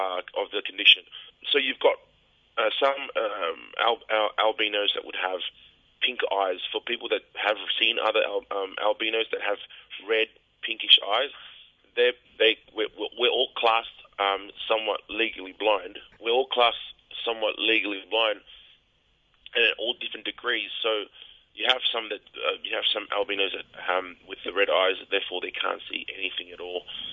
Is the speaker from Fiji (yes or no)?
yes; Fiji; moved away; we're from the Fiji together